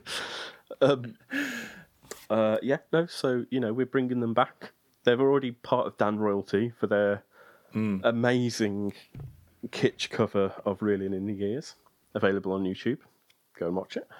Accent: United Kingdom; as a Brit

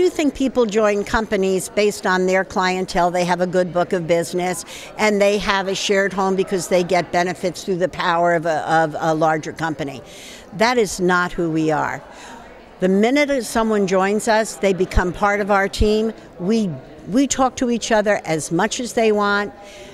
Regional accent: New York City, New York, United States; moved away; In New York City, my hometown originally

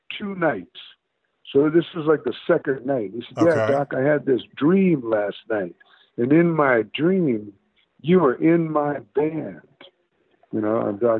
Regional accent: Detroit, Michigan, United States; also born or lived in Oakland; now in Los Angeles, United States; Detroit, which is my hometown

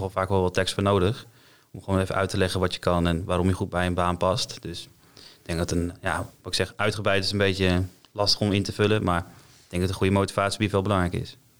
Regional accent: Apeldoorn, Gelderland, Netherlands; Ik kom uit Apeldoorn

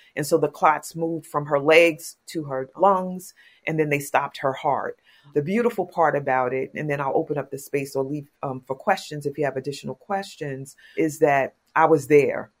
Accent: New York City, New York, United States; I'm from Queens, New York

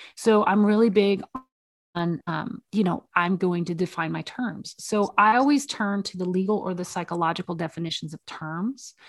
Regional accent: the South, United States; moved away; I'm from the South originally

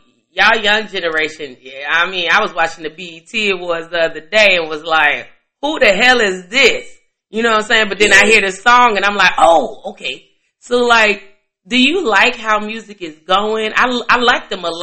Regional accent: Chicago, Illinois, United States; I'm from Chicago.

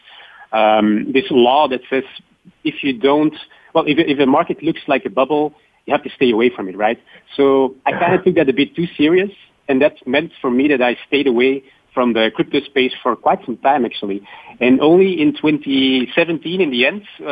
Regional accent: Belgium; Belgium, my home country

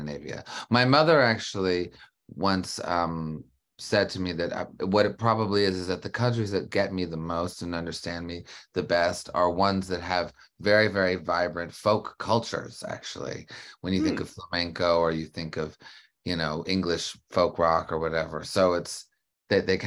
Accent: Canada; I grew up in Canada.

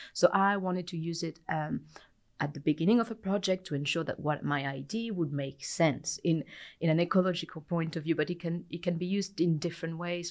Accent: France; moved away as an adult; also born or lived in United Kingdom; now in New Zealand; I am originally from France, uh, but I lived in the U K prior to arrived here

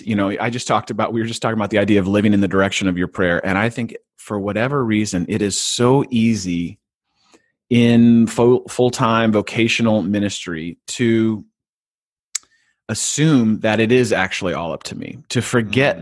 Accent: California, United States; I grew up in California, so I applied to one school, a state school

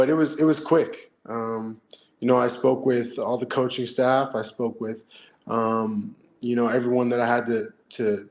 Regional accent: Canada; also born or lived in Lennoxville, Quebec; I'm Canadian

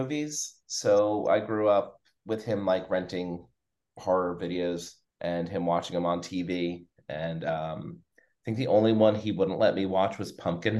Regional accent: Florida, United States; We're from Florida

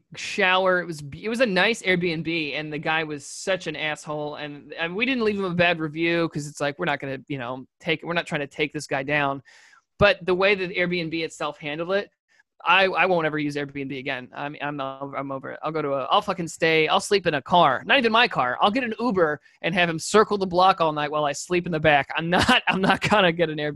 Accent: New York, United States; We're from New York

